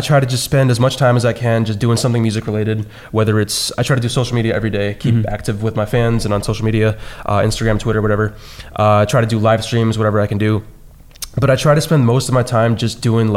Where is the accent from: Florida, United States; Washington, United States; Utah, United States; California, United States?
California, United States; San Francisco Bay Area; I'm from San Francisco Bay Area